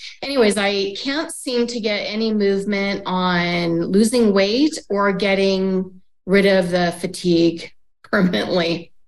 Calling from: Reno, Nevada, United States; I'm calling in from Reno, Nevada.

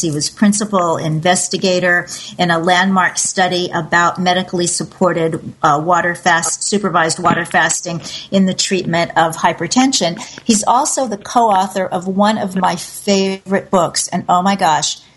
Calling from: Costa Rica; I'm calling from Costa Rica

